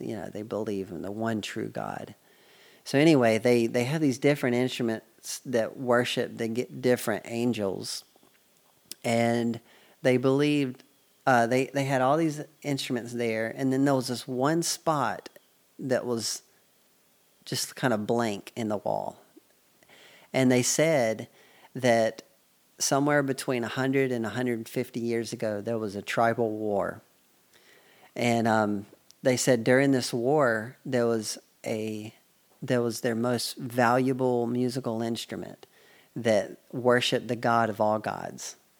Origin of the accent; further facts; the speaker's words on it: United States; I'm from the United States